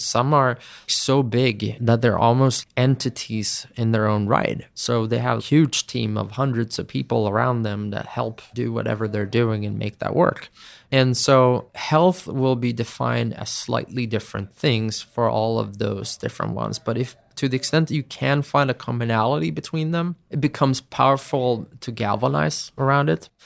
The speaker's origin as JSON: {"language": "English", "country": "Sweden", "tie": "born or raised there", "said": "my home country"}